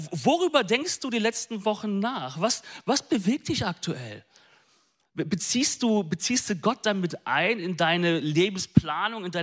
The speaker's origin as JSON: {"language": "German", "region": "North Rhine-Westphalia", "country": "Germany", "said": "Ich bin ein Ostwestfale, okay?"}